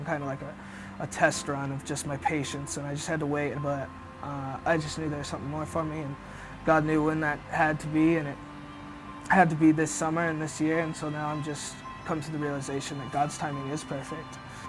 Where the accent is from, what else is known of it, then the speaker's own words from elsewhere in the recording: Roswell, New Mexico, United States; I grew up in New Mexico, Roswell, New Mexico, real small town, about 50,000 people.